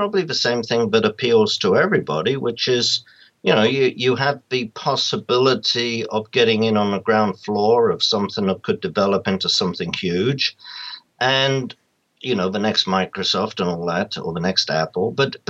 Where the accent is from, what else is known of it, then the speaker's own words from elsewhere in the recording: England, United Kingdom; To have a global view, I think it comes about because I come from England, or Britain.